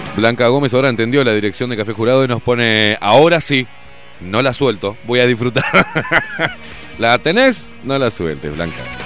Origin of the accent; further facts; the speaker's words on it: Uruguay; no soy argentino, aviso, eh. Soy uruguayo